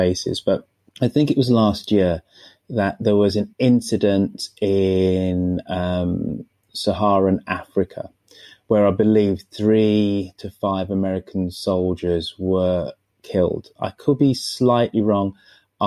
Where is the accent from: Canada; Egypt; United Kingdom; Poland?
United Kingdom; as a Brit